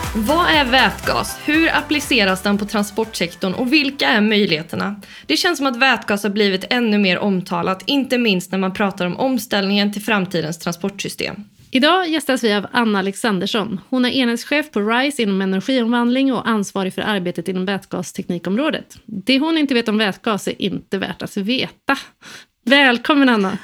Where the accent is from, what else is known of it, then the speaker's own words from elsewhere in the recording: Sweden; som svensk